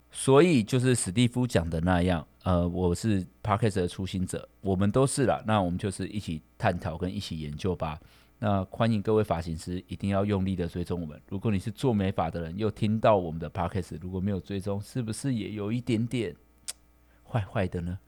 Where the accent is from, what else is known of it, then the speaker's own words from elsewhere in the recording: Kaohsiung, Taiwan; 因为我们是高雄人嘛